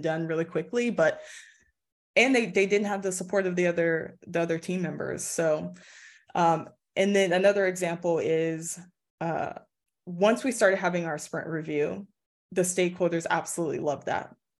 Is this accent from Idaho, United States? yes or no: no; Los Angeles, California, United States; I live in the Valley of L A. So it's really calm, really chill area, but also not, like, about twenty minutes away from, like, downtown in Hollywood. So it's not far from all the action, but that's where I grew up, and I'm back here.